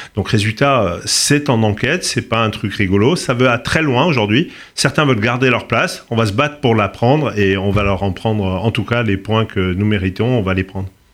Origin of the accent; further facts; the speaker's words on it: Corsica, France; je suis corse